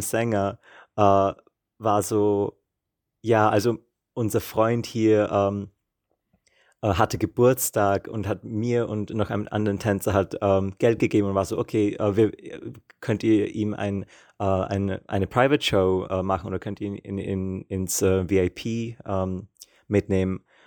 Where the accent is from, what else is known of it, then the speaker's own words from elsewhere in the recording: Austria; moved away as an adult; now in Prague, Czech Republic; ich bin aus Österreich